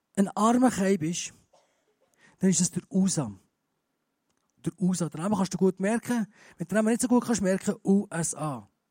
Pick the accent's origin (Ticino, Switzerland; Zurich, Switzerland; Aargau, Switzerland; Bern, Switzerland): Bern, Switzerland; moved away as an adult; now in Graubünden, Switzerland; Ich bin ja Berner. Das hört man vielleicht noch ein bisschen